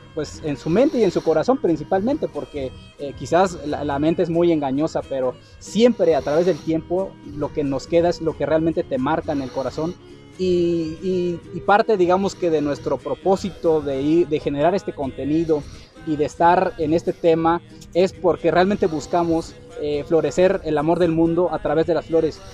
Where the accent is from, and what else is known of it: Mexico